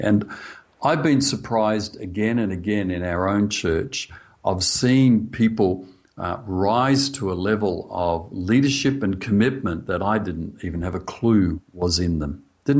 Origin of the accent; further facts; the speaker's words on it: Australia; accent: Australian; I'm speaking Australian.